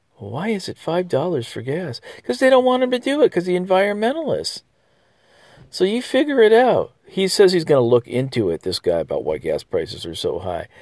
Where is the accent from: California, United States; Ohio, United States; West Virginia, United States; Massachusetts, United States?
California, United States; moved away; I'm from California